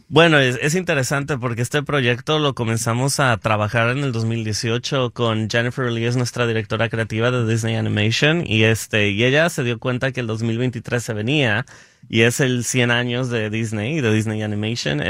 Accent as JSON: {"language": "Spanish", "town": "Guadalajara", "region": "Jalisco", "country": "Mexico", "moved": "as an adult", "lives_now": "Los Angeles, United States", "said": "era de Guadalajara, soy de Guadalajara y este y no me, me vine a Los Ángeles en el 2013 a hacer una maestría en producción"}